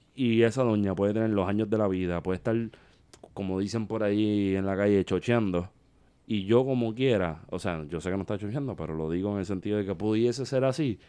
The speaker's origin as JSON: {"language": "Spanish", "country": "Puerto Rico", "said": "los puertorriqueños no somos proamericanos, somos americanos"}